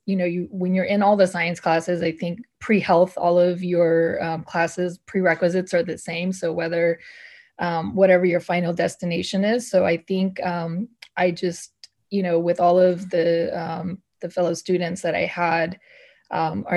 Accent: Northern California, United States; I grew up in Northern California

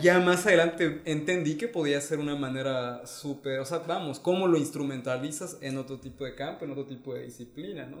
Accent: Mexico; moved away; soy mexicano, pero llevo mucho tiempo viviendo fuera

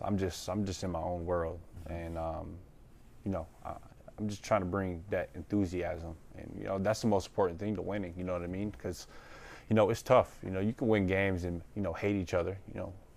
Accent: Detroit, Michigan, United States; moved away; going home to Detroit

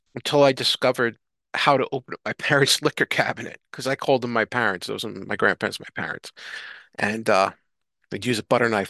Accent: New York City, New York, United States; accent: thick New York; moved away; I'm from New York City and I'd have my accent, the thick New York accent

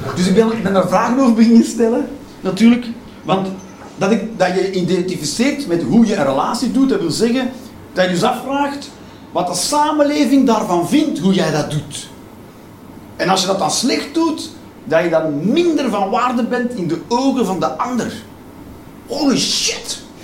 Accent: Belgium; ik ben een Belg

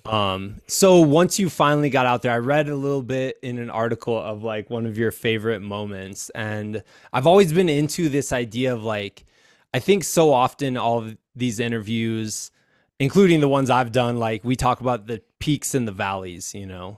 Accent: Iowa, United States; now in Colorado, United States; I'm from Iowa.

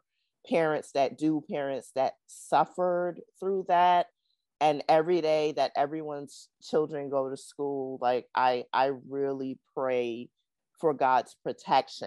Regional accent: New York, United States; also born or lived in Charlotte; I'm from New York and, you know, we're nice some days, but some days we're not.

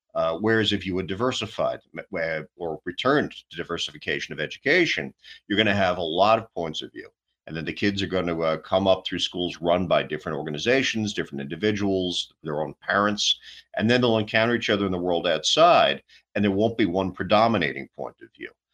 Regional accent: New York City, New York, United States; moved away; I'm originally uh, raised and born, you know, born and raised in New York City myself

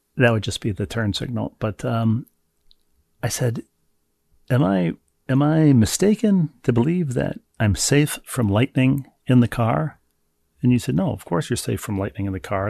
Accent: Bloomington, Minnesota, United States; in Bloomington, my hometown

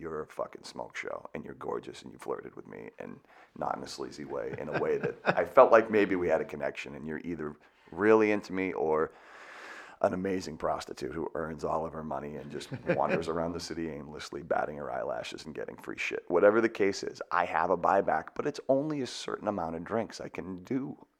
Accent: Boston, Massachusetts, United States; I'm from the Boston area.

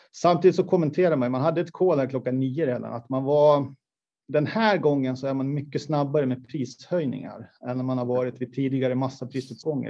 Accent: Borlänge, Dalarna County, Sweden; jag är uppvuxen i Kvarnsveden

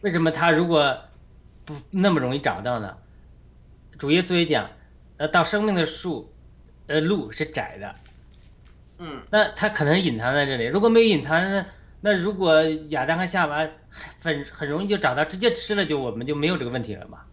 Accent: China; 我们中国人

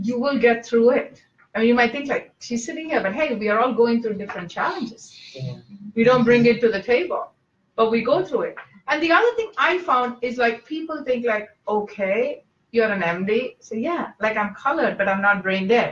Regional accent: India; moved away; growing up in India

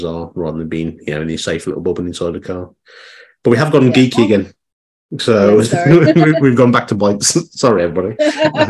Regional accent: Dudley, West Midlands, United Kingdom; moved away; I'm from Dudley originally

